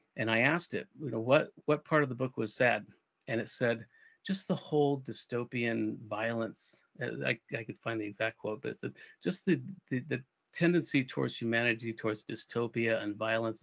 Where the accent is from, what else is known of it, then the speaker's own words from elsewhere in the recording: Albuquerque, New Mexico, United States; moved away as an adult; also born or lived in Europe; my hometown in Albuquerque